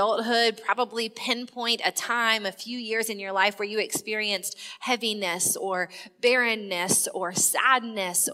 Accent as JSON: {"language": "English", "region": "South Carolina", "country": "United States", "said": "I'm from South Carolina"}